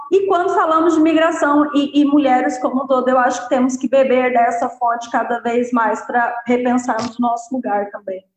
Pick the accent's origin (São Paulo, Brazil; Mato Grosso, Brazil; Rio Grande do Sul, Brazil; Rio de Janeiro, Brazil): Mato Grosso, Brazil; moved away as an adult; also born or lived in Portugal; now in Lisbon, Portugal; lá na minha terra, no Mato Grosso